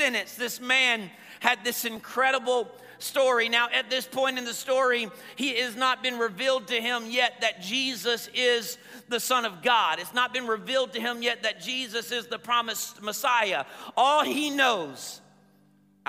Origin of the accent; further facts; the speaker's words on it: the Bible Belt, Southern United States, United States; I grew up in the Bible Belt